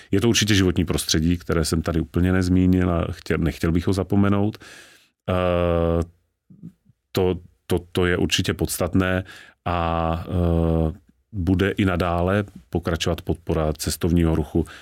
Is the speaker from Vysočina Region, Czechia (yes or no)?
no; Znojmo, South Moravian Region, Czechia; Já sám jsem narozen ve Znojmě, což je deset kilometrů od hranic s Rakouskem